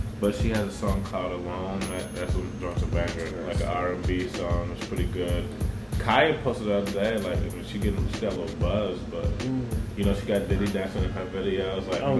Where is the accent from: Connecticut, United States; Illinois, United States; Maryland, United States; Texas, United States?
Maryland, United States; moved away as an adult; also born or lived in Pittsburgh / Wisconsin; now in Chicago, United States; growing up in Maryland pretty much my whole life, then living in Pittsburgh.